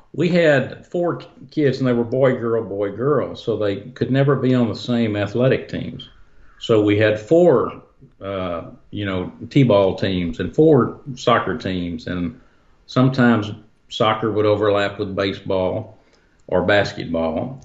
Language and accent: English; Dallas, Texas, United States; I grew up in Dallas, but outside in, in the country